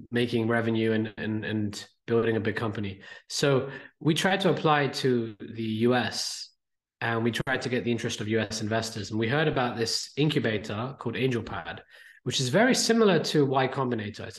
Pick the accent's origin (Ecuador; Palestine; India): India; now in United Kingdom; me, I'm an Indian kid living in the UK.